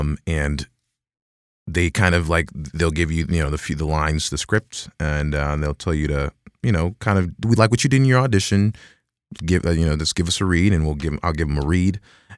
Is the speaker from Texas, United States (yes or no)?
yes; Dallas, Texas, United States; In Dallas, Texas.